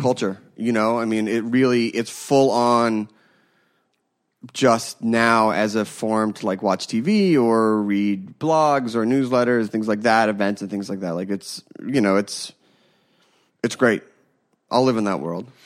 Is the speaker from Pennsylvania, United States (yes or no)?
yes; Philadelphia, Pennsylvania, United States; I grew up in Philadelphia